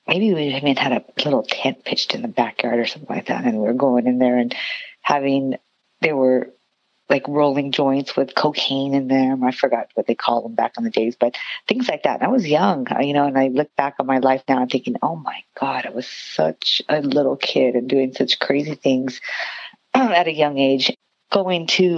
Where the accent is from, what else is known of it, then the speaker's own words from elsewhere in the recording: Santa Fe Springs, California, United States; moved away as an adult; also born or lived in Long Beach, California; now in Las Vegas, United States; I grew up in Santa Fe Springs, California